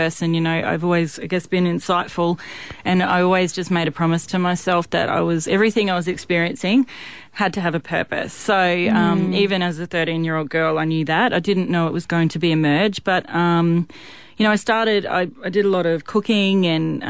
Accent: Toowoomba, Queensland, Australia; I grew up here in Toowoomba when I was 13.

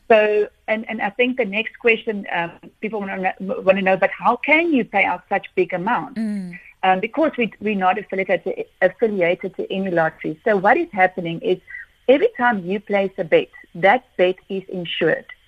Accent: South Africa; as a South African

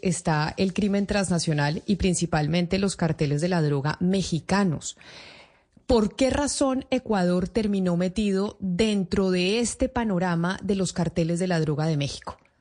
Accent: Colombia; nosotros aquí en Colombia

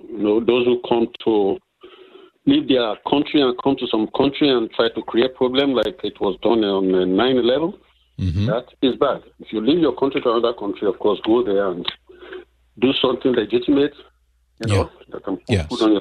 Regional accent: Nigeria; now in United States; I came from Nigeria.

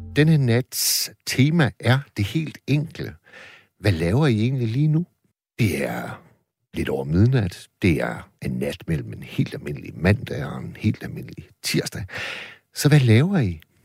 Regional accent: Vendsyssel, North Denmark Region, Denmark; Vendsyssel, hvor jeg kommer fra

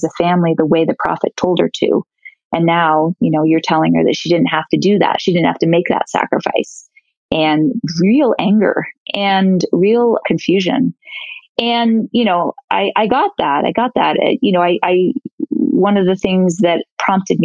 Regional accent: New York City, New York, United States; growing up in New York

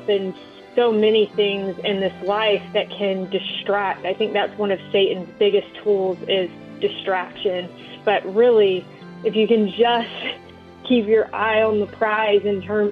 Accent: North Carolina, United States; I grew up in North Carolina

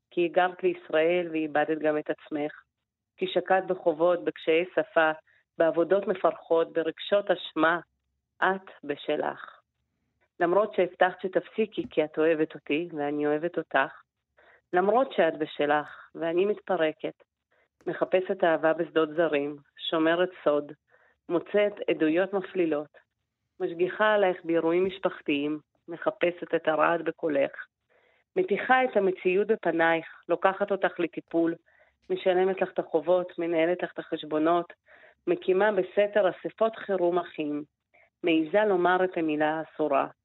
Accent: Israel; אבל אני גדלתי כאן, אני ישראלית ואני פה מגיל שמונה

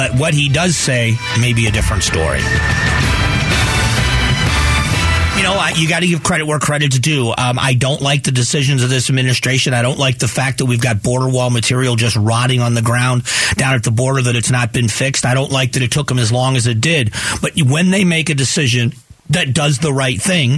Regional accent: Cleveland, Ohio, United States; now in Phoenix, United States; I was born in Cleveland, so I remember when it was called the Mistake on the Lake

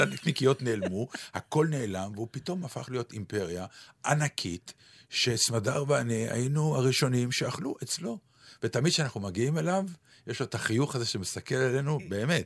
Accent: Ramat Gan, Tel Aviv District, Israel; ספר יבנה, שהוא היה באזור רמת יצחק ברמת גן

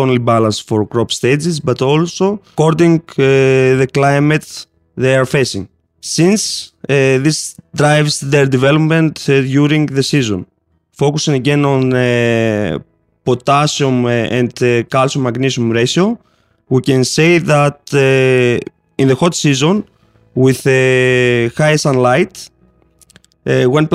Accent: Greece; from Haifa, Southeast Europe, and I'm from Greece

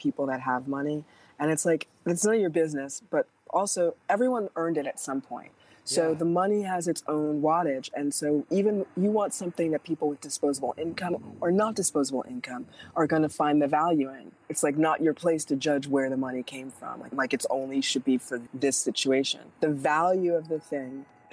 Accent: New York City, New York, United States; also born or lived in Berkshires; now in Los Angeles, United States; I grew up in Manhattan, and I live, you know, in Los Angeles

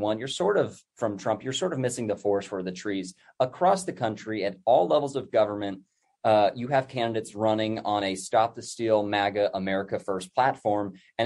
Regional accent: Bakersfield, California, United States; I was born in Bakersfield, California

